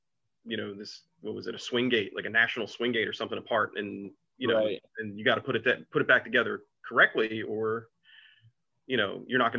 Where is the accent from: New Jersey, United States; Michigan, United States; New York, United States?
New Jersey, United States; Atlantic City; I'm from Atlantic City, New Jersey. I grew up on Georgia Avenue, in a section of the city called Ducktown.